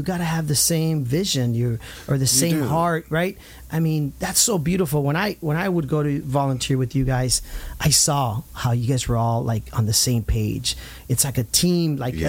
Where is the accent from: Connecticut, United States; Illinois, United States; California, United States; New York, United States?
California, United States; Santa Ana; I grew up in Santa Ana. I mean, Santa Ana is dear to my heart.